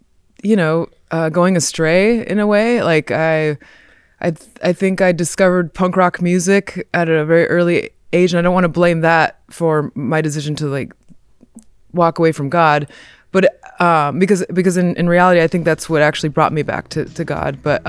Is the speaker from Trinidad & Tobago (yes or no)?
no; Montemorelos, Nuevo León, Mexico; born there; I was born in Mexico in 1982, and my parents they're missionary Christians.